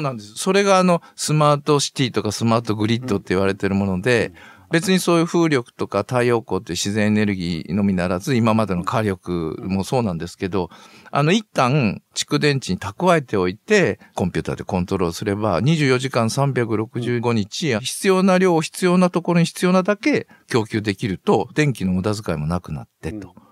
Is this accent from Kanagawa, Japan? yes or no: no; Nagaoka, Niigata, Japan; moved away as an adult; also born or lived in Toyama, Toyama / Shizuoka / Osaka; now in Tottori, Japan; 私の出身の長岡高校